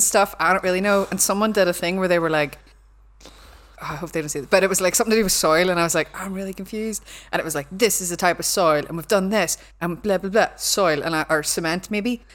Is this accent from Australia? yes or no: no; Belfast, Northern Ireland, United Kingdom; accent: Belfast; my accent, like, no one corrects me 'cause they think it's, like, a Belfast thing